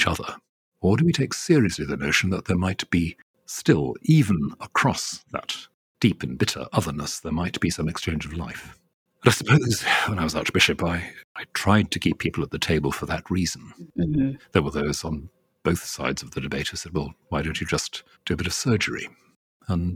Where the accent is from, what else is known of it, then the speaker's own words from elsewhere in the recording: Wales, United Kingdom; I grew up initially as a Welsh Presbyterian, not as an Anglican, until I was about 12